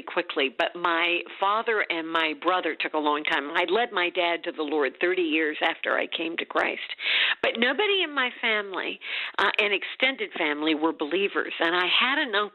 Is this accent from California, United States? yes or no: no; Champaign, Illinois, United States; moved away; also born or lived in Washington, D.C.; Champaign, Illinois, which is my hometown